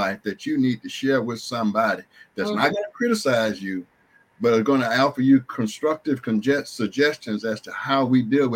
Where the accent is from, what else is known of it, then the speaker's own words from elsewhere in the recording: Canton, Mississippi, United States; moved away; also born or lived in Raleigh-Durham, North Carolina; I'm originally from Canton, Mississippi, to which I just relocated after spending many, many years in the Raleigh-Durham area of North Carolina.